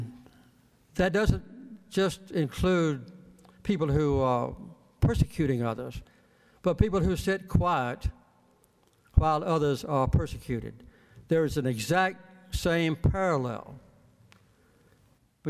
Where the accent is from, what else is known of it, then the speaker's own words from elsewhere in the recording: Archery, Georgia, United States; I grew up in Archery, Georgia, which is about 2.5 miles west of Plains, Georgia.